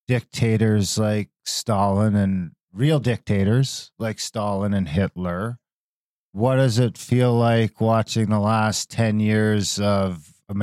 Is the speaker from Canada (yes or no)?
yes; Canada; I'm a native Canadian, I guess. I mean, I just say Indian.